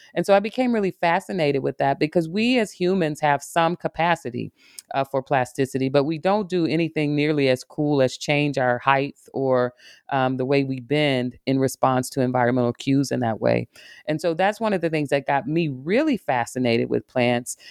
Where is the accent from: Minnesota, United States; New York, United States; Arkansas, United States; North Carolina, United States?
Arkansas, United States; now in Michigan, United States; I'm a, a woman from the South. I grew up in Arkansas, spending a lot of time in nature